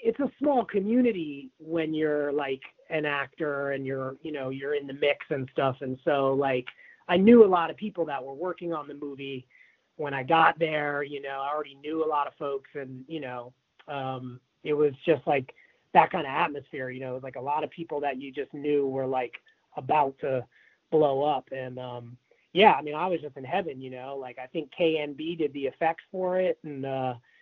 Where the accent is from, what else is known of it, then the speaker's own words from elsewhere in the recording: New York City, New York, United States; I grew up in Tribeca